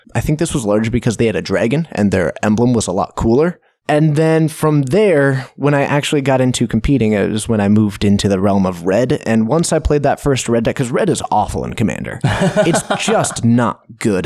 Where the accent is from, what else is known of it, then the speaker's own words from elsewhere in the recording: Snohomish, Washington, United States; I grew up in Snohomish. So Geek Fortress is actually in my hometown